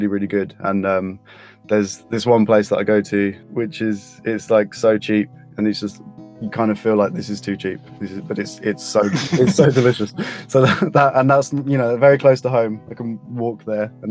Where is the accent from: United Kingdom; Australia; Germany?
United Kingdom; London; I'm an artist from London